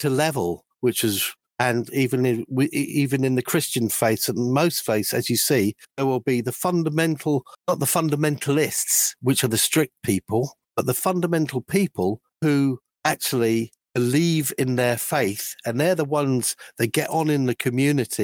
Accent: London, United Kingdom; growing up in London

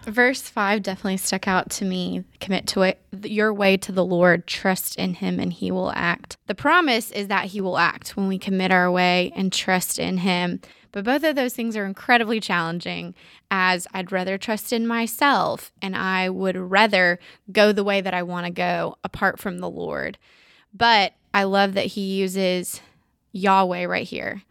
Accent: Woodstock, Georgia, United States; now in Augusta, United States; My hometown is Woodstock, Georgia, so it's outside of Atlanta

